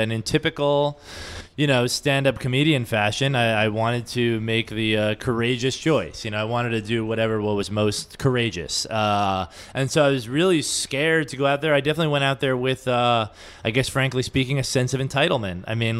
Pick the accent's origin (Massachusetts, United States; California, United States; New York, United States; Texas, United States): New York, United States; because I don't feel like you can know a city as a New Yorker.